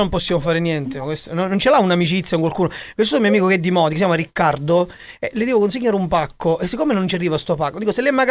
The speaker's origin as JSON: {"language": "Italian", "town": "Catania", "region": "Sicily", "country": "Italy", "said": "No, io sono di Catania."}